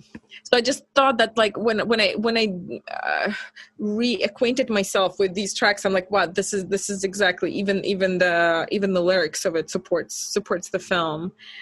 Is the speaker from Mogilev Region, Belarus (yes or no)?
no; Minsk, Belarus; she grew up in Moscow, I grew up in Minsk.